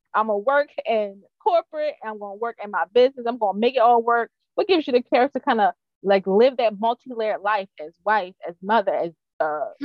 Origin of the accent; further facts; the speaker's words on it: Baltimore County, Maryland, United States; I grew up in Baltimore County